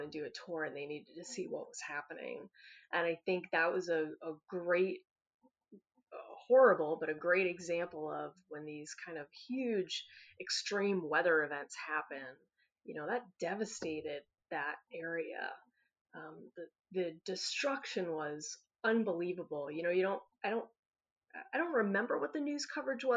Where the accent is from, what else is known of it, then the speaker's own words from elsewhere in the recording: East Coast, United States; now in Western Colorado, United States; growing up on the East Coast